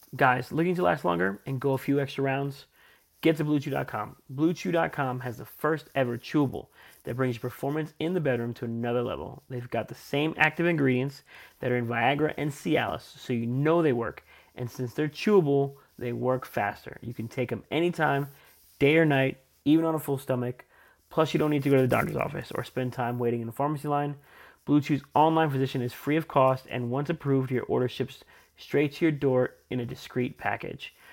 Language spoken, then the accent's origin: English; East Coast, United States; I grew up on the East Coast, so I was around a lot of Giants fans